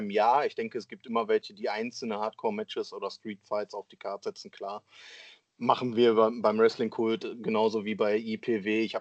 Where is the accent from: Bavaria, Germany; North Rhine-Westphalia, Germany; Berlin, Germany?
North Rhine-Westphalia, Germany; Essen; wenn wir zum Beispiel in meiner Heimatstadt hier in Essen veranstalten wollen würden.